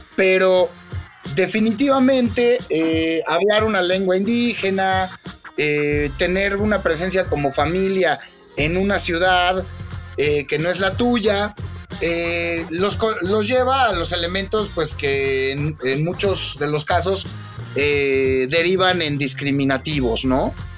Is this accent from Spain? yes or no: no; Mexico; como mexicanos